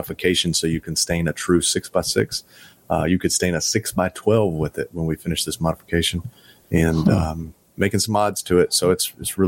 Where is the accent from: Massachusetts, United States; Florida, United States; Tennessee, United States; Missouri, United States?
Tennessee, United States; I'm from Tennessee